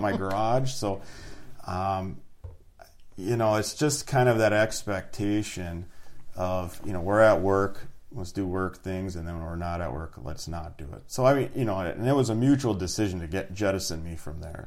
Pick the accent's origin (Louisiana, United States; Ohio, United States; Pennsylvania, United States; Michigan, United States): Michigan, United States; Iron Mountain; also born or lived in Houghton, Michigan; Growing up, you know, Dickinson County, you're in the UP